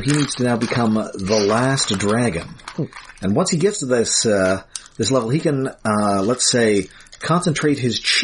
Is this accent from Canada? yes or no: yes; southwestern Ontario, Canada; I grew up in southwestern Ontario, so just across the border from Detroit